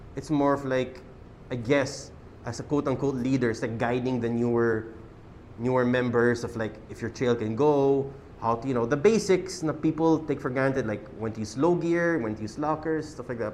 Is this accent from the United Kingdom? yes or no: no; Quezon City, Metro Manila, Philippines; we're from Quezon City